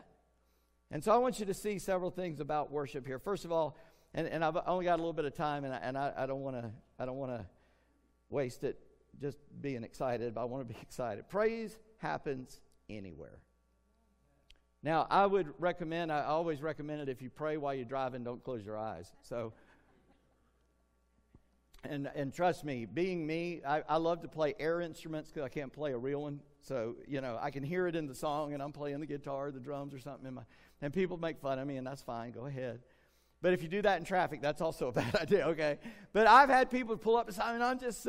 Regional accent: United States; we're American

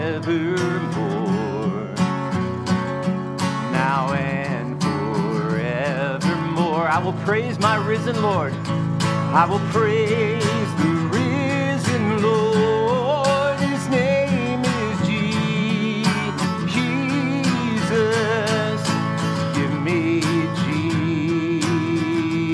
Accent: Jacksonville, Florida, United States; also born or lived in Greenville, South Carolina; now in Maine, United States; I grew up in Jacksonville, Florida

